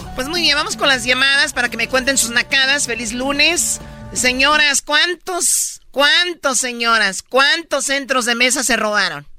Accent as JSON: {"language": "Spanish", "town": "Tepatitlán", "region": "Jalisco", "country": "Mexico", "said": "yo soy de Tepatitlán. Y yo desde niña fui escaramuza"}